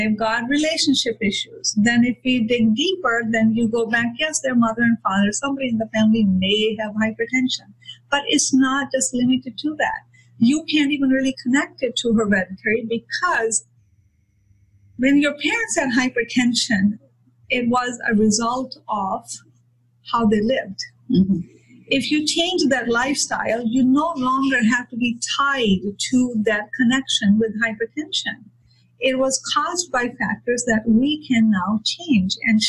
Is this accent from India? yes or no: yes; India; moved away; I come from India